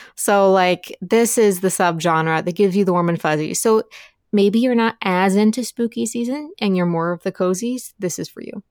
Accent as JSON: {"language": "English", "region": "Appalachia", "country": "United States", "tie": "born or raised there", "said": "I grew up in Appalachia"}